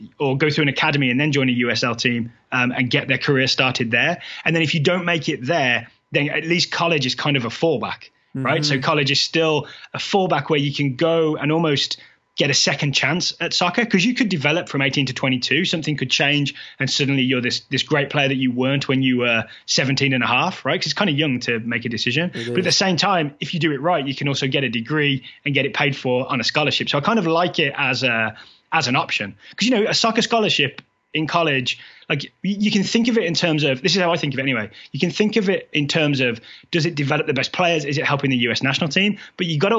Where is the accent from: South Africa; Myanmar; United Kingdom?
United Kingdom; England; moved away as an adult; now in United States; I'm foreign, right? You know, I've been here 11 years, but I'm from England.